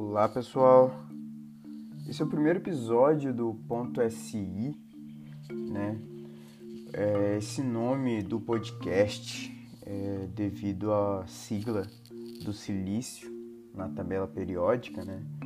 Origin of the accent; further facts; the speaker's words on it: Naviraí, Mato Grosso do Sul, Brazil; moved away as an adult; also born or lived in Cornélio Procópio, Paraná; now in Brasília, Brazil; eu moro em Brasília atualmente, sou de Naviraí, Mato Grosso do Sul.